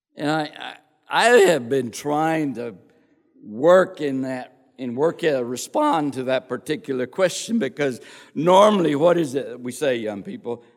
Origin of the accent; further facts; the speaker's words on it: Crosbyton, Texas, United States; I was born and raised in Crosbyton, Texas